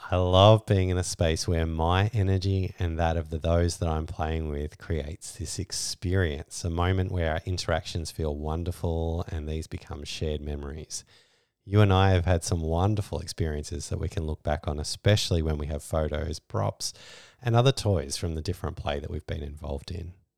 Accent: Australia; We're Australian

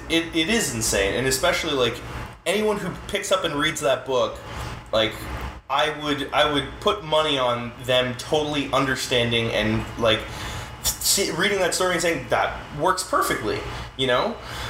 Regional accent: Queens, New York, United States; Yeah, and like, and growing up in Queens and being, like, poor

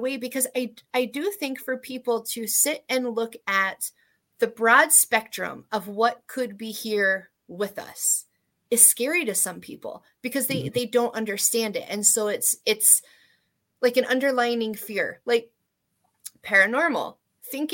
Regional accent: East Coast, United States; I'm from the East Coast

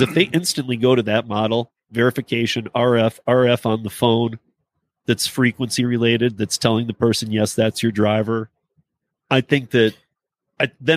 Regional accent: Michigan, United States; I'm from Michigan

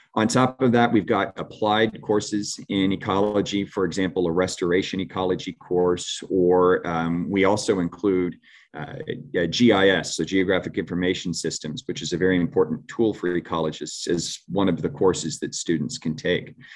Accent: St. Petersburg, Florida, United States; also born or lived in Gulfport, Florida; I'm a Florida boy. I was, um, born and raised in Saint Petersburg and, uh, Gulfport, Florida

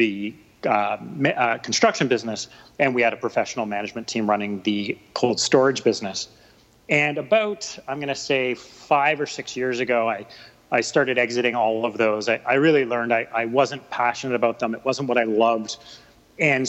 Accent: Vancouver, British Columbia, Canada; also born or lived in Ontario; I'm a Vancouver boy, born and raised. I've lived here my whole life, except for a stint in Ontario for university

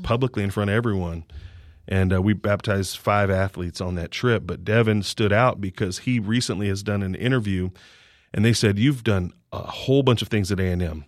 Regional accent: Kansas City, United States; moved away as an adult; also born or lived in Virginia / Houston, Texas; now in College Station, United States; I'm from Kansas City, went to school in Virginia.

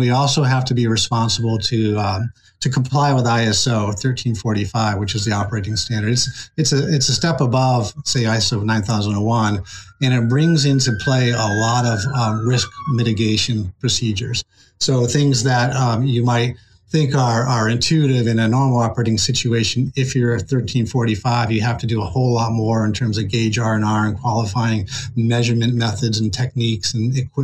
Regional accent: Rhode Island, United States; moved away as an adult; also born or lived in Wallingford, Connecticut; now in Massachusetts, United States; Rhode Island is the place where I kind of, my formative years, where I grew up and enjoyed the Narragansett Bay

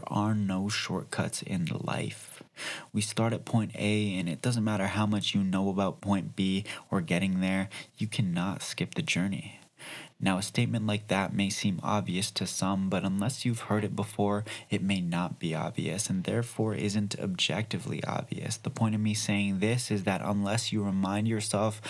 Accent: Calgary, Alberta, Canada; That's my hometown as well.

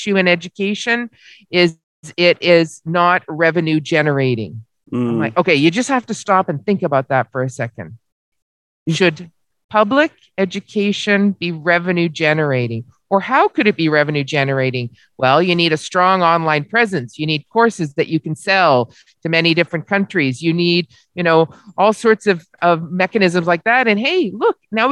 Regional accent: Barrie, Ontario, Canada; I live in the city of Barrie

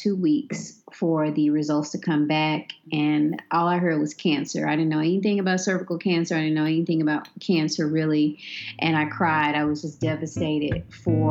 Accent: Memphis, Tennessee, United States; I'm born and raised in Memphis, Tennessee

